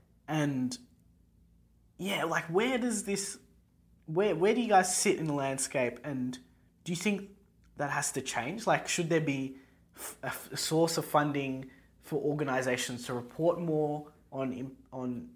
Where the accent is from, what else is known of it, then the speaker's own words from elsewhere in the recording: Australia; Coming from a country with like strict gun laws